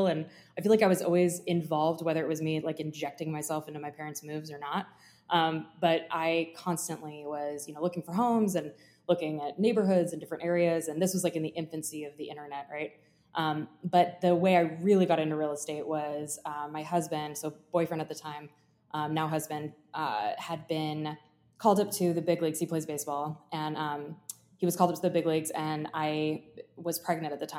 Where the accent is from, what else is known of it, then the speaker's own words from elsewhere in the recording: Germany; now in Jupiter, United States; I grew up in Germany. And I thought I was going to like utilize the fact that I speak German